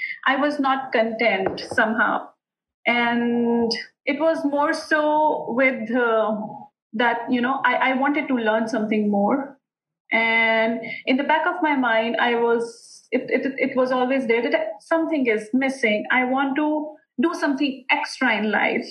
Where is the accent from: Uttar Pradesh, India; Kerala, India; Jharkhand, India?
Uttar Pradesh, India; Modinagar; We are a family wherein we are three sisters from India. And from a small town of India, Modinagar.